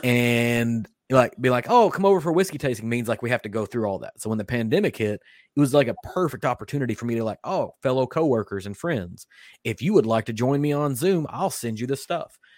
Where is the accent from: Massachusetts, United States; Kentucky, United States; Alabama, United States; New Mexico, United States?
Kentucky, United States; I was born in Kentucky. I've been raised in Kentucky.